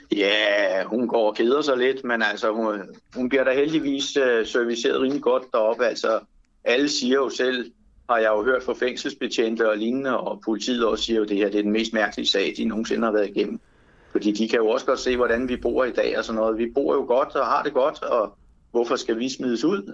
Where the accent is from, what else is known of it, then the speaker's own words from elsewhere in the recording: Denmark; Jeg er dansker, og jeg er stolt af mit land